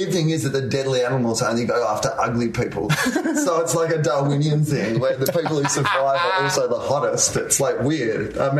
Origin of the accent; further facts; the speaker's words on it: Australia; Oh, yeah, heaps. But also Australia, they scare you about everything.